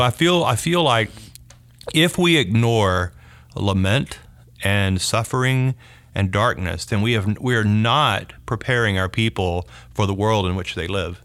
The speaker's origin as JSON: {"language": "English", "region": "North Louisiana", "country": "United States", "tie": "born or raised there", "also_born_or_lived": "Shreveport / Dallas-Fort Worth", "moved": "as an adult", "said": "I grew up in North Louisiana"}